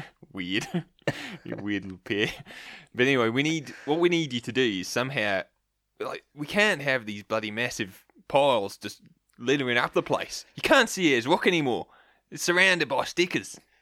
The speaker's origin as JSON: {"language": "English", "country": "Australia", "said": "I'm an Aussie still"}